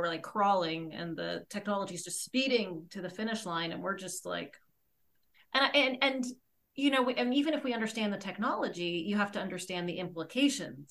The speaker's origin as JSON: {"language": "English", "country": "Ireland", "said": "I'm Irish"}